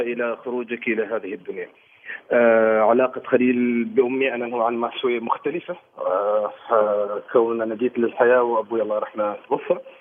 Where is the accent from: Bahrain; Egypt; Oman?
Oman; انا مسرحي عماني